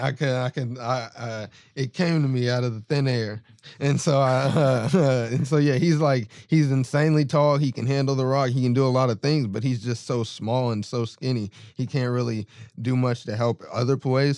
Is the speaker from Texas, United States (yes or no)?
yes; Austin, Texas, United States; I'm from Austin